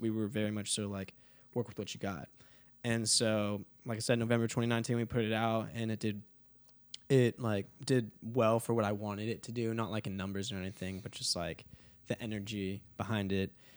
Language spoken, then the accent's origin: English; Dallas, Texas, United States; also born or lived in California; now in Nashville, United States; I moved to Dallas when I was, like, six.